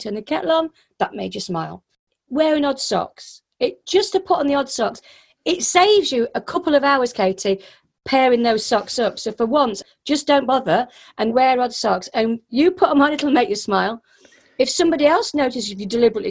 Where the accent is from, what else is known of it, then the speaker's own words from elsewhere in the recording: Yorkshire and the Humber, United Kingdom; I'm from Yorkshire